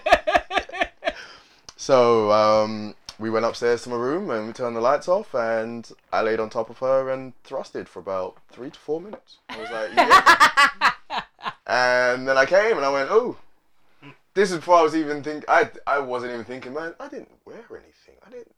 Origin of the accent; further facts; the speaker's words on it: Nigeria; I'm Nigerian, so my mum raised me